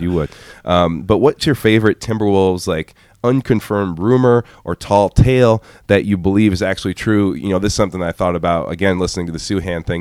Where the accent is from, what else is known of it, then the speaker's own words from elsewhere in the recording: Nebraska, United States; I was born in Nebraska